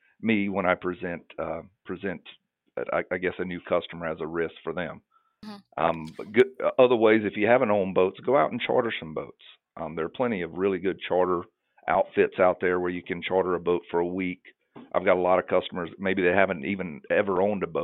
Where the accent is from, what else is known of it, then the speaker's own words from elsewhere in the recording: Guntersville, Alabama, United States; I grew up on Lake Gunnersville in Alabama.